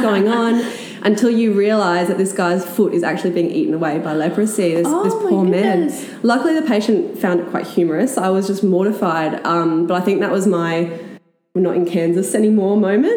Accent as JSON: {"language": "English", "country": "Australia", "said": "coming in as a as an Australian"}